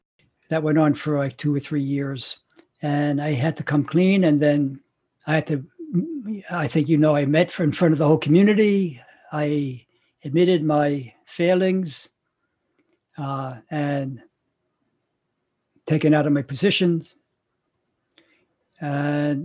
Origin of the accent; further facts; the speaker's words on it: New York, United States; New York. That's my hometown